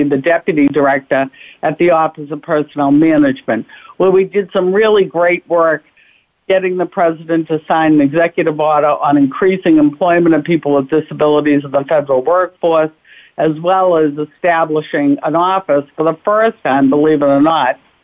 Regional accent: Boston, Massachusetts, United States; also born or lived in Washington, D.C.; I'm from Boston, Mass.

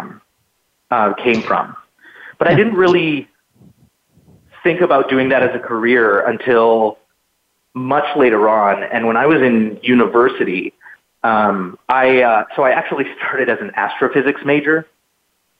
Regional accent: a town outside Edmonton, Alberta, Canada; I grew up in Northwestern Canada in a town outside of the city of Edmonton in Alberta

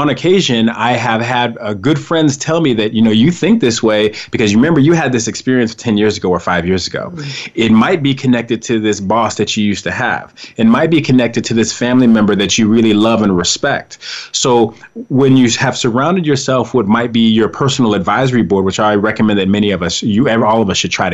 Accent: Colorado, United States; I was raised in Colorado

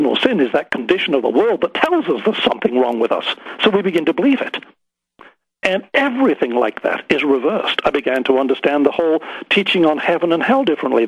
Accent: Harrogate, Yorkshire and the Humber, United Kingdom; I grew up in the Church of England, sang in the choir in Harrogate in Yorkshire in England, and my father sang in the choir

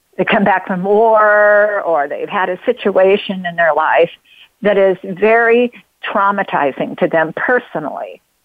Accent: Oregon, United States; I come from Oregon. Uh, I'm uh, born in Oregon. We love water in Oregon. We live in the famous Rogue Valley

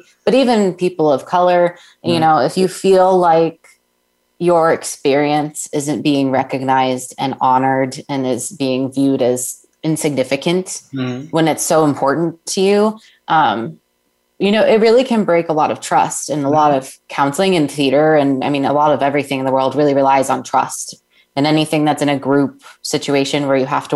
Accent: Winter Springs, Florida, United States; I did grow up in Florida. I grew up in Winter Springs

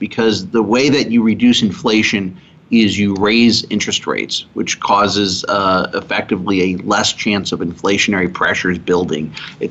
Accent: Chicago, Illinois, United States; I grew up in the Chicago area.

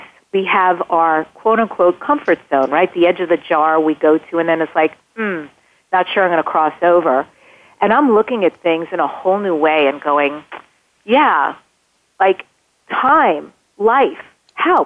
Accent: New York, United States; I'm from New York. Draw. D-R-A-W-E-R. I still can't say that word well

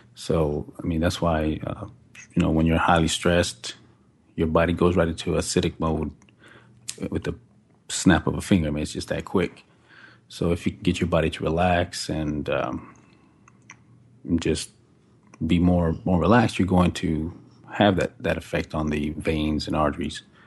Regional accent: Fort Worth, Texas, United States; also born or lived in Decatur, Texas / Tempe, Arizona; I'm from Fort Worth, Texas. Uh, grew up in Decatur for, like, the first four years, then we moved to Fort Worth and been there ever since

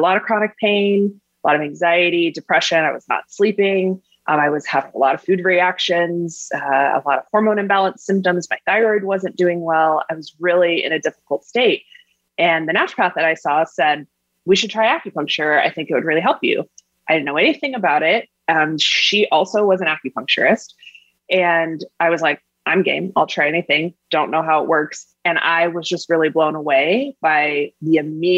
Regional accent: Missouri, United States; I'm from Missouri

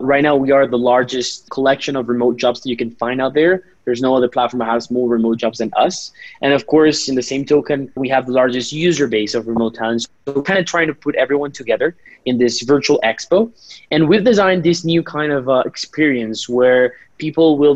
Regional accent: Colombia; also born or lived in San Francisco, United States; ended up here in Colombia, back to my home country

